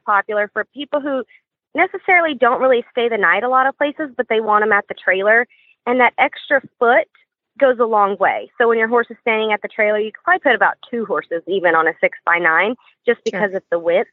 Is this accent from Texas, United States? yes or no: yes; West Texas, United States; now in Central Texas, United States; I'm originally from West Texas